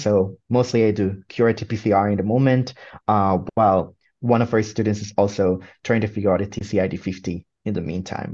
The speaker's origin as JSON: {"language": "English", "country": "Puerto Rico", "tie": "born or raised there", "moved": "as an adult", "lives_now": "Michigan, United States", "said": "I come from Puerto Rico"}